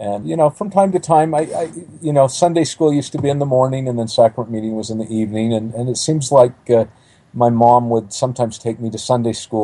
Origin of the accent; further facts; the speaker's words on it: Provo, Utah, United States; I grew up in Provo, Utah